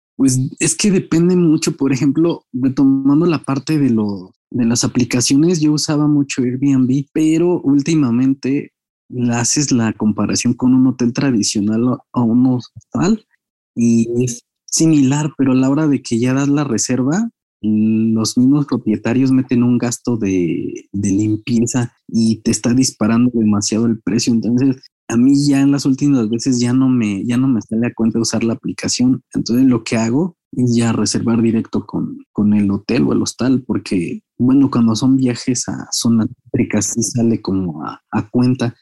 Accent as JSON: {"language": "Spanish", "country": "Mexico", "said": "como mexicanos"}